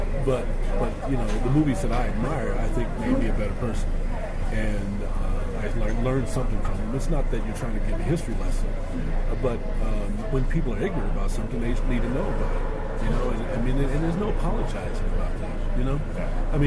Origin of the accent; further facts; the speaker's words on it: Lawrence, Kansas, United States; growing up in Lawrence, living in Lawrence